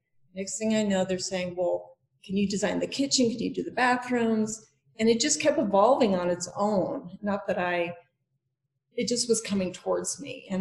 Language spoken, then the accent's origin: English; Denver, Colorado, United States; moved away as an adult; now in Aspen, United States; I'm from Denver originally.